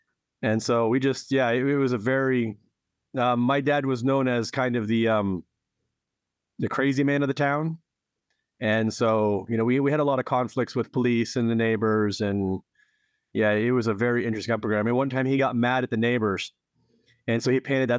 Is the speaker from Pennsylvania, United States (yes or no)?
yes; Edinburgh, Pennsylvania, United States; moved away; also born or lived in Erie; Well, I grew up in Northwest Pennsylvania, as we discussed, actually a town called Edinburgh, which is a small town and sister city of Edinburgh, Scotland, and also Erie, which is a nearby city. But I left Pennsylvania in 1994.